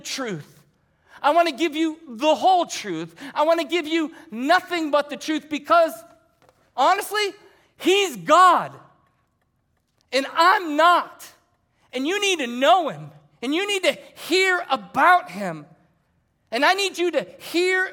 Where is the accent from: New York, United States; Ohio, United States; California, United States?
Ohio, United States; moved away; I was coming from Ohio because that's where I grew up.